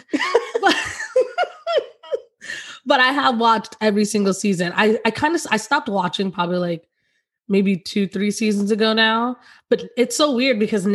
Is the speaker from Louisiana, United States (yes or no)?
no; New York, United States; I'm from New York